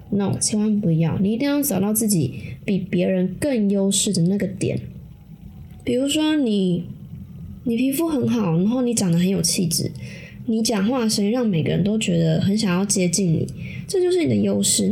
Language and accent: Chinese; Taiwan; 我们台湾人